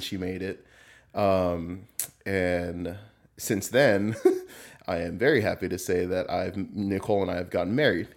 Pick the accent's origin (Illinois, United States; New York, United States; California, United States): California, United States; Southern; moved away as an adult; I grew up in Southern California.